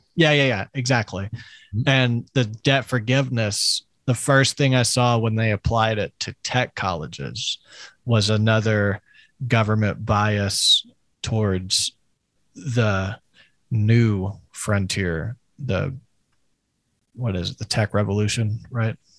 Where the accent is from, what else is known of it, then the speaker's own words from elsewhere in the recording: Crowley, Louisiana, United States; I'm from Crowley